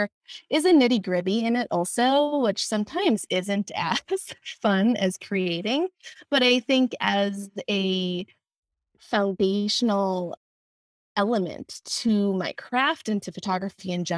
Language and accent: English; Wisconsin, United States; moved away as an adult; also born or lived in Minnesota / London; now in Los Angeles, United States; I am originally from the Midwest. I grew up in Wisconsin